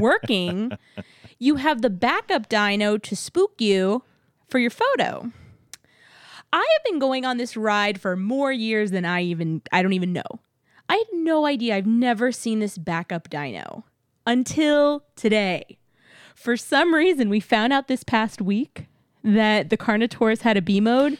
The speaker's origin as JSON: {"language": "English", "region": "Texas", "country": "United States", "moved": "yes", "lives_now": "Florida, United States"}